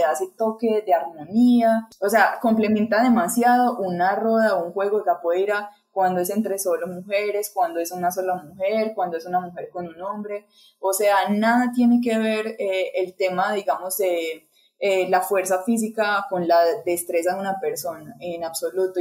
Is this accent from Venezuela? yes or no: no; Colombia; aquí en mi país